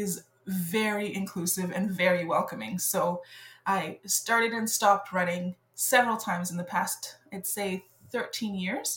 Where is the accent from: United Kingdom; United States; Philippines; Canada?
Canada; Montreal, Quebec; first language French; English is a second language; moved away as an adult; now in Victoria, Canada; I grew up in Montreal, so I've always been a life, an island girl. I grew up on the island of Montreal